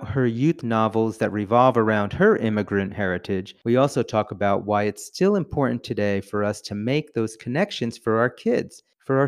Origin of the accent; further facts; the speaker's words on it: New Jersey, United States; I also grew up with an Italian family, but in New Jersey, not in Chicago